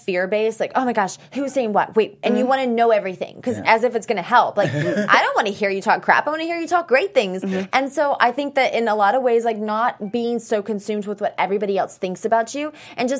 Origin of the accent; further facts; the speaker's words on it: the South, United States; we're both from the South